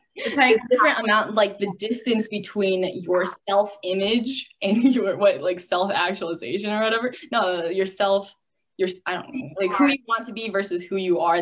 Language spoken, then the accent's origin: English; United States; also born or lived in China; I was born in China, but I grew up in America